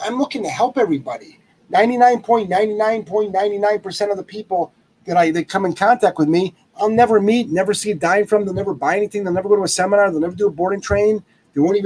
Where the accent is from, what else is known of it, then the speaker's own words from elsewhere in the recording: Lyndhurst, Ohio, United States; moved away as an adult; now in Rhode Island, United States; I'm originally from Lyndhurst, Ohio